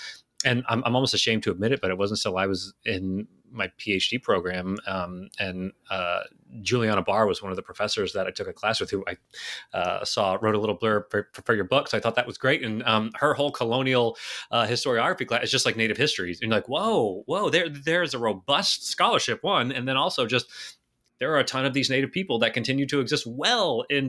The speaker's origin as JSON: {"language": "English", "region": "Texas", "country": "United States", "tie": "born or raised there", "said": "I was born and raised in Texas. I was actually just there over this past weekend."}